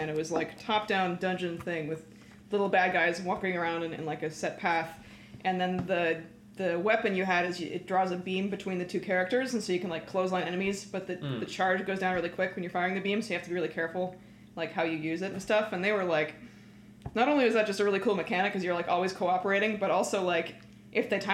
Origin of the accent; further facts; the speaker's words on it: Canada; I'm Canadian